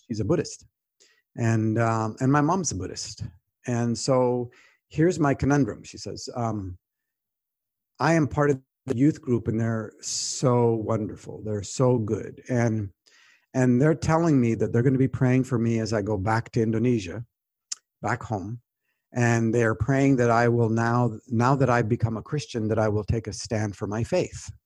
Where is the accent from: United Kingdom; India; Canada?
Canada; moved away; also born or lived in United States; I'm a Canadian when it's helpful. I'm also a U S citizen, and I'm a U S citizen when that's helpful too.